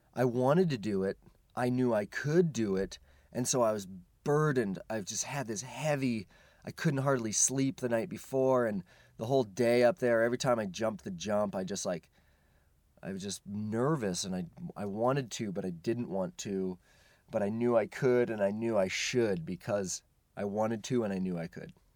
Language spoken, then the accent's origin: English; Central Oregon, United States; I was raised in Central Oregon